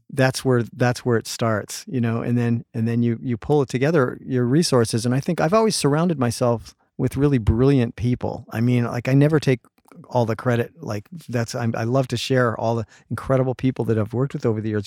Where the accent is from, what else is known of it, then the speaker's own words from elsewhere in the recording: Canada; now in Los Angeles, United States; I'm Canadian. I grew up in Canada, a lot of fishing, hunting